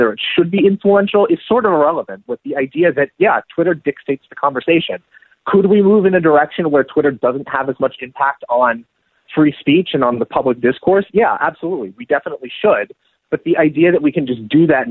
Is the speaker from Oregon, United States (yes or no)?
yes; Portland, Oregon, United States; I'm from Portland, Oregon